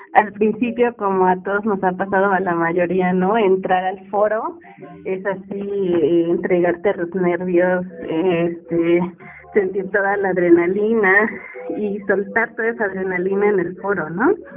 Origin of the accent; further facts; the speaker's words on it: Chilpancingo, Guerrero, Mexico; moved away as an adult; now in Toluca, Mexico; soy de Guerrero